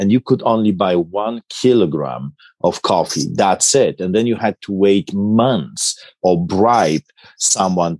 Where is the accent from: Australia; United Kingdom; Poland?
Poland; now in Canada; I grew up in Poland behind the Iron Curtain